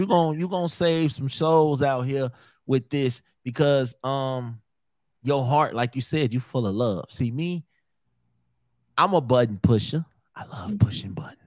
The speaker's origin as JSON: {"language": "English", "region": "Midwest", "country": "United States", "said": "I'm from the Midwest. That's how we talk"}